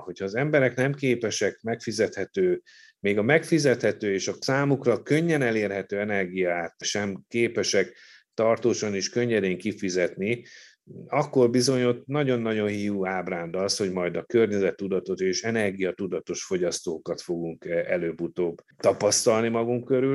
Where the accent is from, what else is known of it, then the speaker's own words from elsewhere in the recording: Hungary; csak mi magyarok vagyunk azok